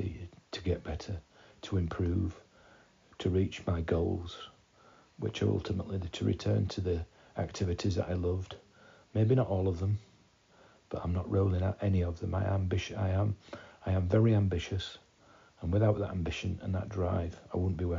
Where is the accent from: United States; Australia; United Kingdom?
United Kingdom; Beverley, Yorkshire and the Humber; I was born in Beverley, a place just outside of Hull in East Yorkshire